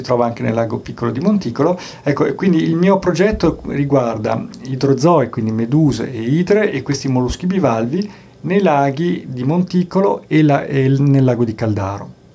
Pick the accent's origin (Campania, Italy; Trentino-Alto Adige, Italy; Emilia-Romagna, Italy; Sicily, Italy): Trentino-Alto Adige, Italy; Bolzano; sono nato a Bolzano, sono di Bolzano